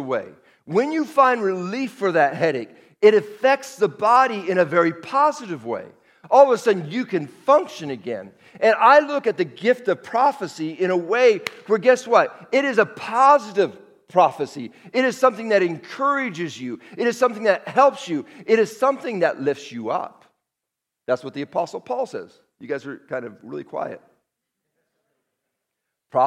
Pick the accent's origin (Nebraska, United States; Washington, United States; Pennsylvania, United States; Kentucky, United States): Washington, United States; Seattle; moved away as an adult; now in Las Vegas, United States; I'm from Seattle, 40 years in Seattle, born and raised